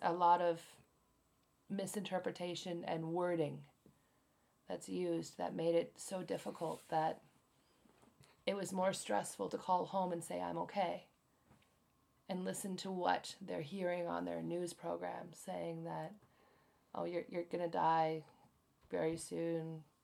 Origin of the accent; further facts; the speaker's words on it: United States; now in Japan; I'm American